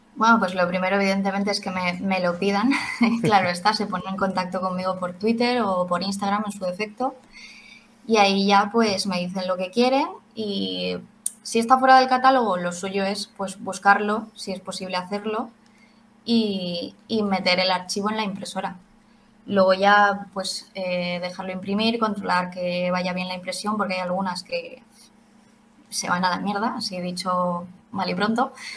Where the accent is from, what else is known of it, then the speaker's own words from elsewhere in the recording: Valencia, Valencian Community, Spain; Somos de Valencia